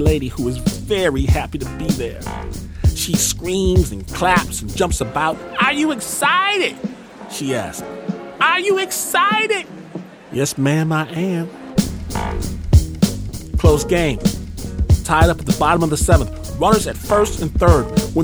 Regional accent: Michigan, United States; I'm from Michigan

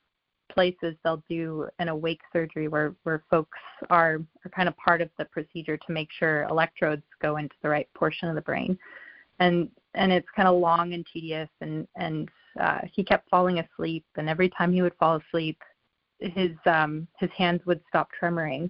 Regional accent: Colorado, United States; moved away; I'm from Colorado

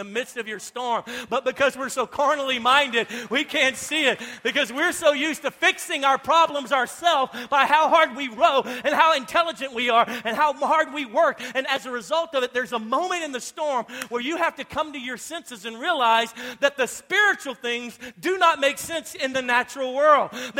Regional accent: Louisiana, United States; I'm from Louisiana.

